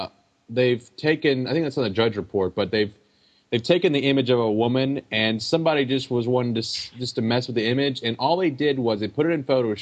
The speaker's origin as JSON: {"language": "English", "country": "United States", "said": "as an American"}